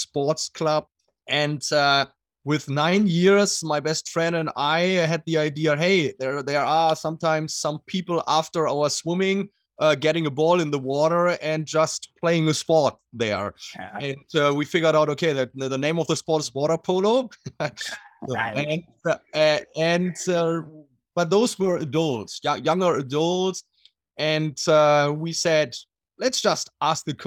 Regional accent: Germany; accent: German; English is a second language; moved away as an adult; also born or lived in Southern California; now in United States; I'm from Germany. So I'm German. I lived until I was 38, so always in Germany, and had all my athletic career back there

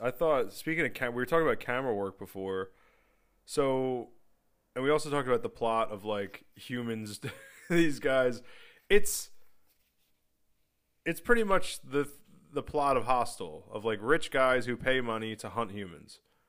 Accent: the North, Northern United States, United States; I'm from the North and I have a Yankee, you know, outlook.

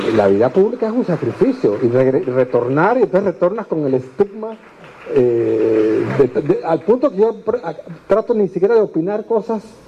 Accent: Panama; como panameños

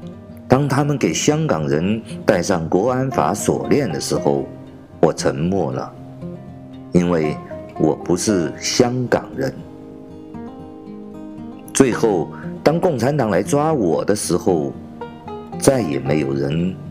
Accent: China

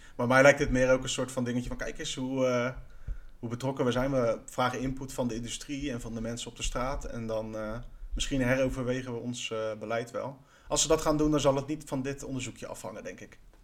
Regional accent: Netherlands; wij als Nederlanders

